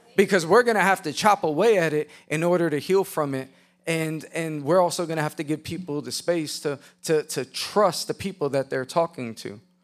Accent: New York City, New York, United States; I was a chubby white boy. with a bowl haircut growing up in Queens, New York.

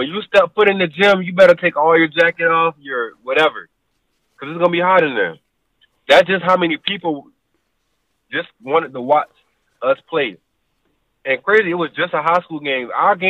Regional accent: Savannah, Georgia, United States; moved away; we're both from Savannah

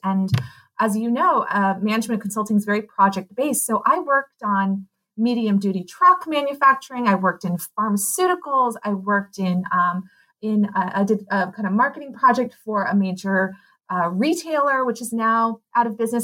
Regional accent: Pasadena, California, United States; also born or lived in Claremont, California / Amherst, Massachusetts / Stanford, California / Portland; I grew up in Pasadena

